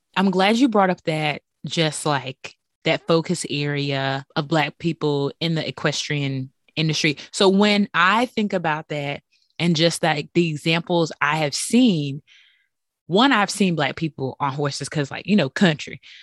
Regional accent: Bunn, North Carolina, United States; I'm from Bunn, North

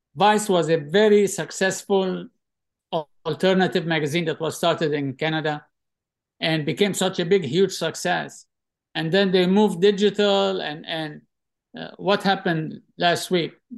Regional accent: Tripoli, North Governorate, Lebanon; moved away; also born or lived in Mississippi, United States; growing up in Tripoli, Lebanon

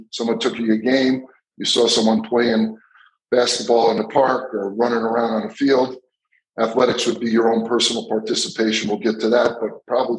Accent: Long Island, New York, United States; I grew up on Long Island

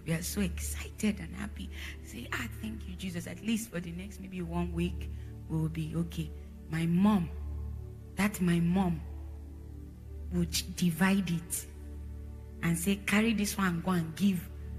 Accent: Jos, Plateau, Nigeria; born there; we went from different states in Nigeria. So we were exposed to different places. I was born in Jos, so you understand, we moved.

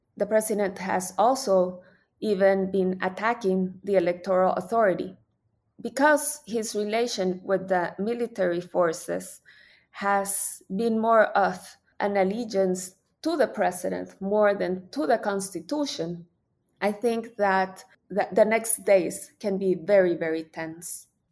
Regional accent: El Salvador; my country.

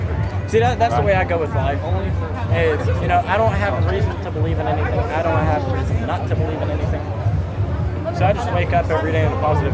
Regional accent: France; moved away; I'm from France.

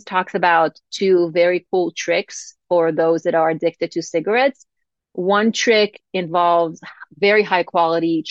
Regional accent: Israel; growing up in Israel

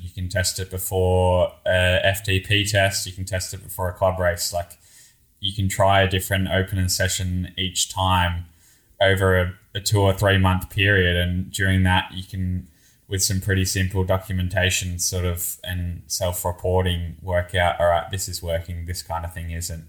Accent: Australia; moved away; me being Australian

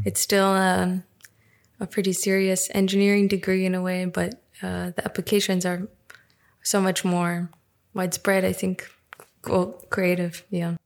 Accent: New York, United States; moved away as an adult; also born or lived in Russia / California; now in Berlin, Germany; where I grew up in New York.

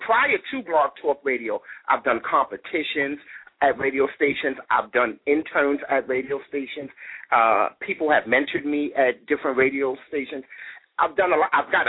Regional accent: New York City, New York, United States; now in Philadelphia, United States; I'm from Brooklyn, New York, and I'm wearing my Brooklyn, New York City shirt now, but I reside in Philadelphia, PA.

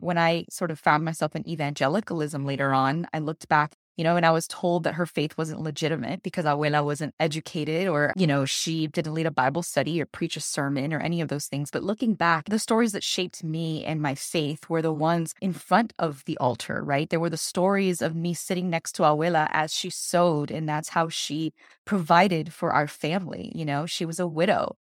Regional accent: Miami, Florida, United States; moved away; I was born and raised in Miami, Florida

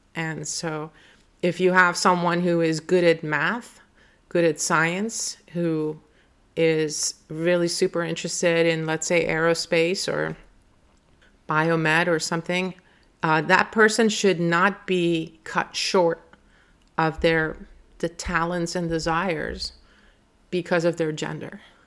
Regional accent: Iran; now in United States; I was an immigrant from Iran

